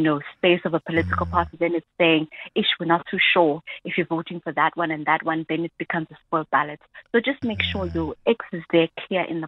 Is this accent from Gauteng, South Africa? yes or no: no; Durban, KwaZulu-Natal, South Africa; I am from Durban, you know, so a particular voting station in Durban that's closest to me